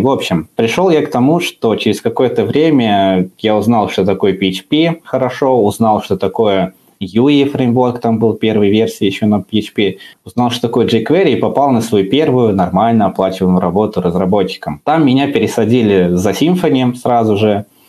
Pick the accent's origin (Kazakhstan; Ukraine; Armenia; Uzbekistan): Uzbekistan; я из Узбекистана, у нас там такое забавное образование. А сначала ты учишься 9 классов, потом поступаешь в колледж